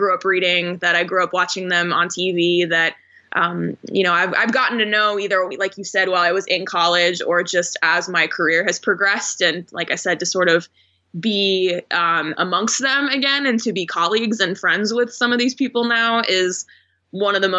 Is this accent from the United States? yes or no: yes; Phoenix, Arizona, United States; moved away as an adult; also born or lived in Houston, Texas / Oklahoma City, Oklahoma / Portland, Oregon; I grew up in Phoenix. So this was an opportunity to come back to my hometown